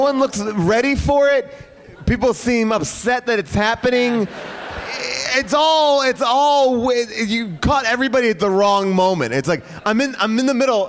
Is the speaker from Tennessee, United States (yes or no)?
no; Bay Shore, New York, United States; moved away; my hometown